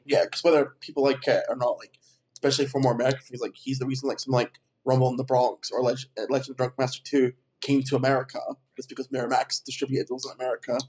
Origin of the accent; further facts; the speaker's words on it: Edinburgh, Scotland, United Kingdom; I'm originally uh, I'm from Edinburgh, so I'm up from Scotland.